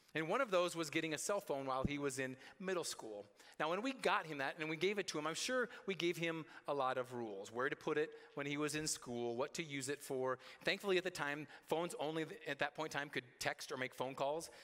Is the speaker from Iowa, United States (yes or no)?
yes; Roland, Iowa, United States; from Roland, my, my hometown, to Story City, where our high school was